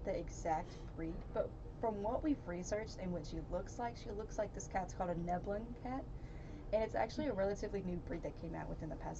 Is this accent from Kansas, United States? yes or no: no; Brownwood, Texas, United States; now in Stephenville, United States; the university in my hometown, which is Howard Payne